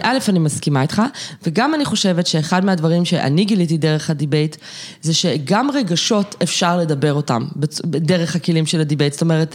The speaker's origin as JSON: {"language": "Hebrew", "town": "Jerusalem", "region": "Jerusalem District", "country": "Israel", "said": "אני ירושלמית במקור"}